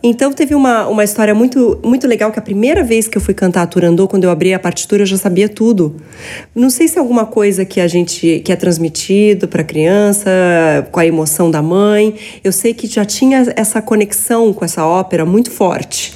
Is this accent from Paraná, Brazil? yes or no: no; São Paulo, Brazil; Eu sou paulistana.